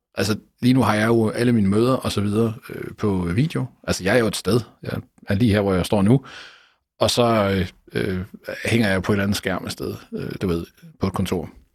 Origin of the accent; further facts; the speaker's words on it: Jutland, Denmark; now in Copenhagen, Denmark; for mig som jyde, der bor i København